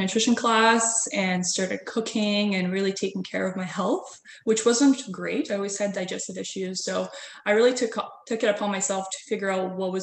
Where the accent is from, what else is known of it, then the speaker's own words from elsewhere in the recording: Latvia; also born or lived in Montreal, Canada / Barrie, Canada; now in Toronto, Canada; I'm actually originally from Europe. So right. I was born in Latvia and then I lived for a while in Montreal when we immigrated here with my family.